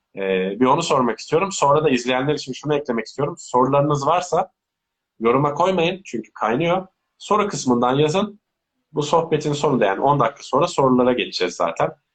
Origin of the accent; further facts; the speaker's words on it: Turkey; also born or lived in Belgium; Şu an Türk pasaportum var sadece.